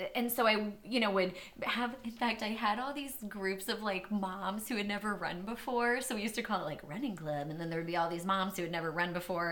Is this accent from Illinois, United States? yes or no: no; Old Town, Maine, United States; moved away; I lived in this little town called Old Town, Maine